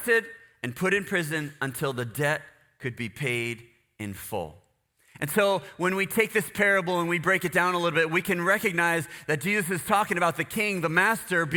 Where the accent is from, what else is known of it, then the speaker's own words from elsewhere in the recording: United States; I'm not Guatemalan. I'm American